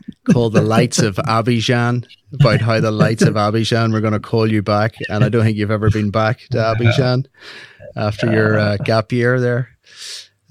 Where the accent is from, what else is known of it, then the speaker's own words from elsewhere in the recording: Northern Ireland, United Kingdom; also born or lived in Tennessee, United States / Tanzania; now in Scotland, United Kingdom; We grew up in Northern Ireland.